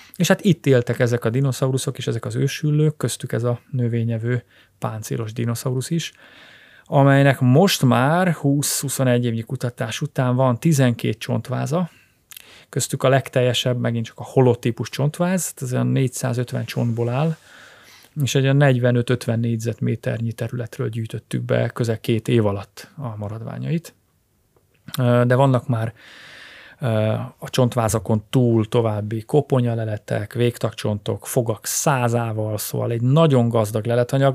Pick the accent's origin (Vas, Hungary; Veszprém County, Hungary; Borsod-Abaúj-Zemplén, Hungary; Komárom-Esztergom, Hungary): Veszprém County, Hungary; Ajka; a szülővárosomtól, Ajkától pár kilométer